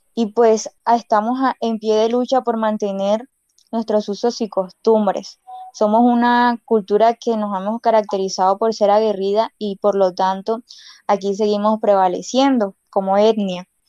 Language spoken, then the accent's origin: Spanish; Uribia, La Guajira, Colombia; first language Wayuunaiki; Spanish is a second language; no hemos olvidado nuestra lengua guayunaqui, que es nuestra lengua materna